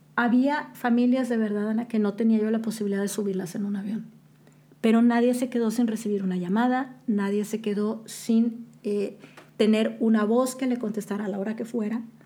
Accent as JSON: {"language": "Spanish", "country": "Mexico", "also_born_or_lived": "Boston", "moved": "yes", "lives_now": "Qatar", "said": "como mexicanos"}